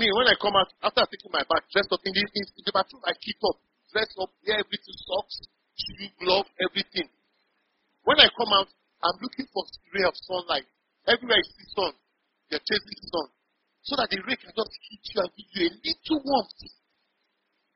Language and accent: English; Kaduna, Kaduna State, Nigeria; moved away as an adult; also born or lived in Kebbi State; now in Port Harcourt, Nigeria; I was born and raised in Kaduna